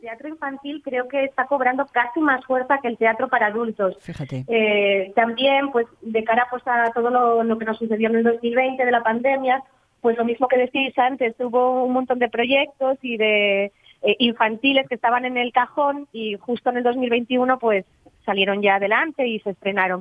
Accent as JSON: {"language": "Spanish", "region": "Asturias", "country": "Spain"}